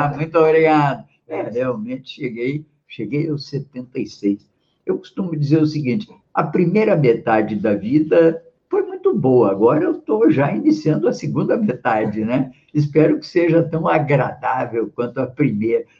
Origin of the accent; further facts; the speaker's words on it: Porto Alegre, Rio Grande do Sul, Brazil; also born or lived in Rio de Janeiro; eu nasci no Rio, mas aí aos 10 anos eu já estava em Porto Alegre